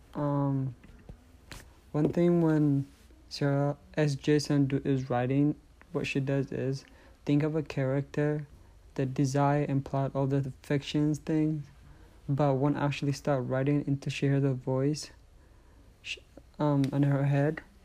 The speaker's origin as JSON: {"language": "English", "country": "Eritrea", "tie": "born or raised there", "moved": "yes", "said": "I was born in Eritrea"}